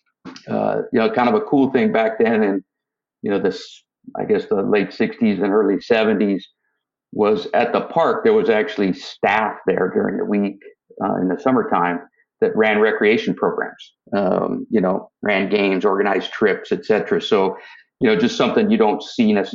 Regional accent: San Rafael, California, United States; now in San Diego, United States; So I was born in Northern California. I grew up in the city of San Rafael, which is just a little bit north of the Golden Gate Bridge

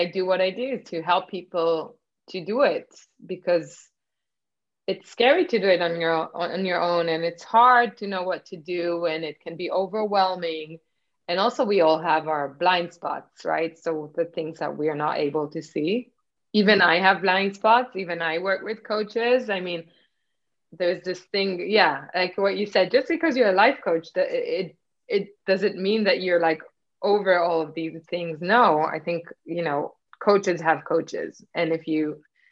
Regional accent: Israel; born or raised there; moved away; also born or lived in Nigeria

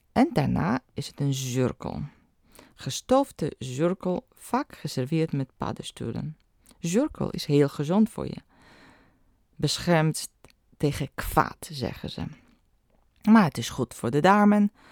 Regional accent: eastern Poland, Poland; moved away; In Oost-Polen, waar ik vandaan kom

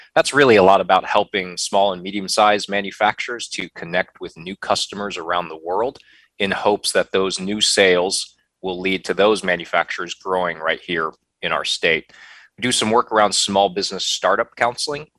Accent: Ohio, United States; moved away as an adult; now in North Carolina, United States; Midwestern winters like I knew growing up in Ohio

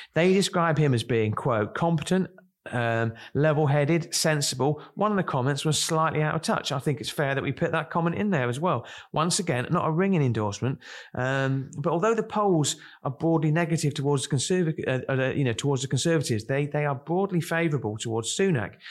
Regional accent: Kent, South East England, United Kingdom; I come from Kent, and, uh, we used to go to Margate on a Saturday

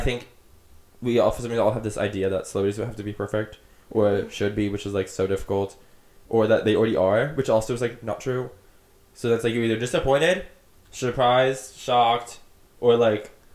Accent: Florida, United States; I'd be like, Florida

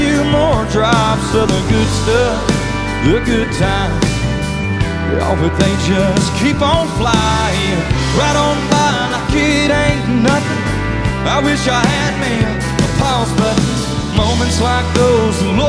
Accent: Raleigh, North Carolina, United States; where I grew up in Raleigh

